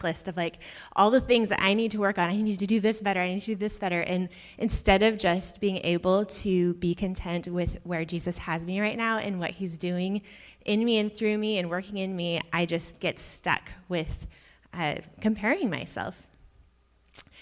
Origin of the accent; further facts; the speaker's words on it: Auburn, United States; I grew up in Auburn, so not that far down the road, like 45 minutes